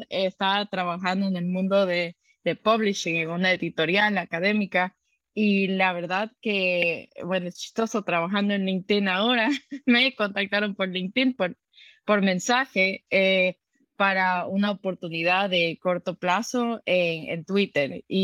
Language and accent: Spanish; Dominican Republic; also born or lived in United States / Ecuador; yo nací en Estados Unidos, crecí en la República Dominicana, pero es lo que más se siente en mis raíces, la verdad.